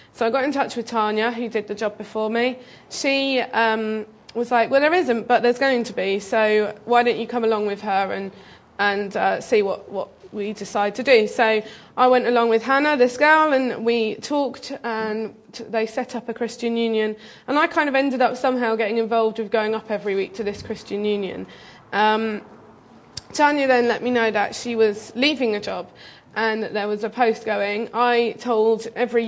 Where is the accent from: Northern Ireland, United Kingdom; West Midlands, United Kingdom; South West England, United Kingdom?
South West England, United Kingdom; Bristol; moved away as an adult; now in Kent, United Kingdom; I'm originally from Bristol. I came to Kent to study.